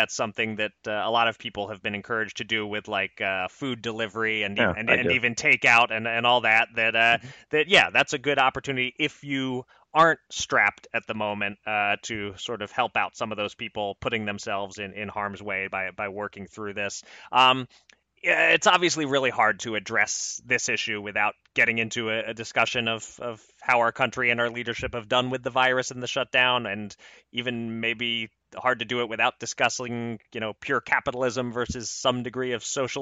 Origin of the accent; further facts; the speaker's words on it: Pennsylvania, United States; my home state, Pennsylvania